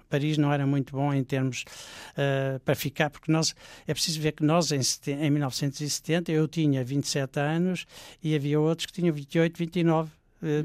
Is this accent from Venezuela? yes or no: no; Portugal; moved away as an adult; also born or lived in Sweden; refugiados portugueses da guerra colonial, que é o que nós éramos